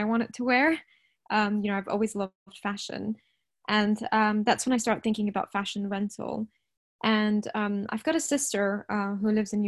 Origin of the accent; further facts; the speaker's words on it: Rajasthan, India; now in London, United Kingdom; my hometown, which is like the suburban town, in Rajasthan